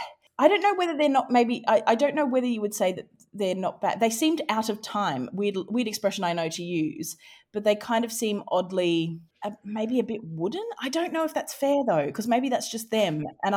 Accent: Australia; Highfalutin literary wordsmithing to my, I'm Australian.

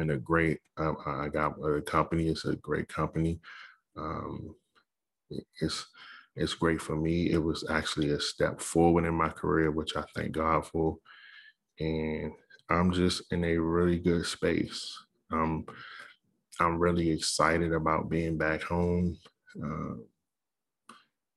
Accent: Capitol Heights, Maryland, United States; moved away; I grew up in Capitol Heights

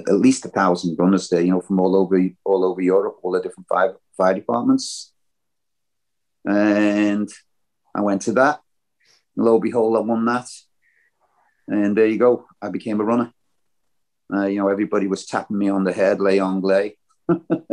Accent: Liverpool, North West England, United Kingdom; I'm from Liverpool

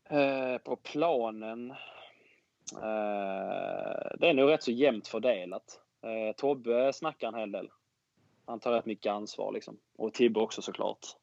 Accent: Skåne, Sweden; Jag som är skåning

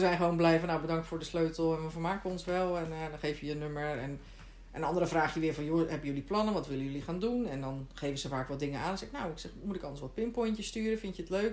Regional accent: Netherlands; moved away as an adult; now in Sweden

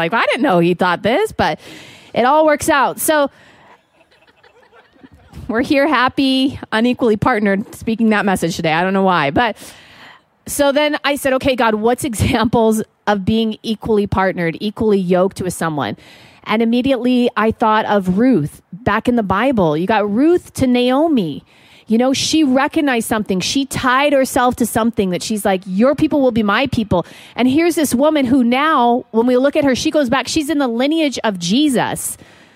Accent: Montana, United States; I am from Montana

